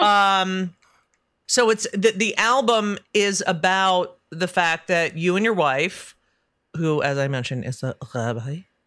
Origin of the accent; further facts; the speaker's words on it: Union County, New Jersey, United States; I'm from New Jersey, and I never say the ca-, I don't say I'm from Union County